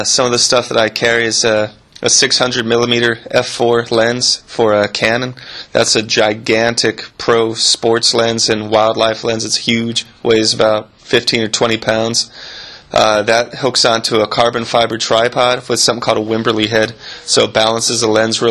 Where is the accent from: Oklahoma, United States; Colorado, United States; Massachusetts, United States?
Colorado, United States; Pueblo; moved away as an adult; also born or lived in Costa Rica; now in Peru; I'm originally from Pueblo, Colorado, and I've been in Peru for about 6 years now